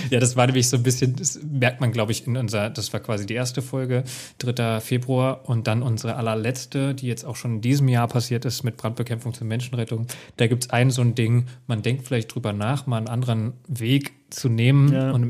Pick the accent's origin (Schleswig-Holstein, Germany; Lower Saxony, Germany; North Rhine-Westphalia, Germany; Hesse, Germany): Hesse, Germany; aber ich bin Hesse, ich darf das.